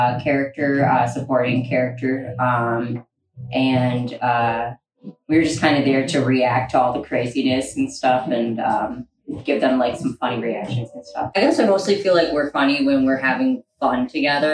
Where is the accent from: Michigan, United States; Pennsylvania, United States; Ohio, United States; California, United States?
Michigan, United States; Detroit; I'm from the Detroit area